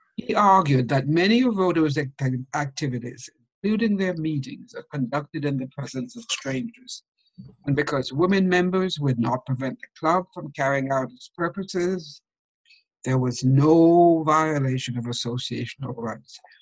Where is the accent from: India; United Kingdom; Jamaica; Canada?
Jamaica; I grew up in Jamaica